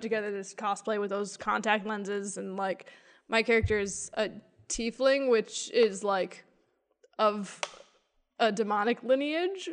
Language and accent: English; Montevideo, Minnesota, United States; I grew up in Montevideo, Minnesota